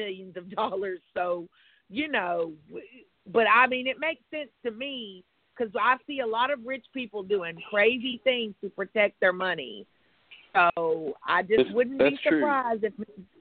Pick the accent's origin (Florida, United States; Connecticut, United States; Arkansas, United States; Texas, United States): Arkansas, United States; North Little Rock; I grew up in North Little Rock